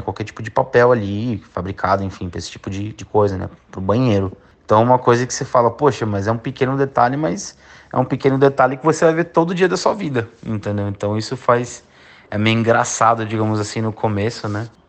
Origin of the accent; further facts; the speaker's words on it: São Paulo, Brazil; moved away as an adult; now in Australia; Eu nasci em São Paulo e morei minha vida inteira em São Paulo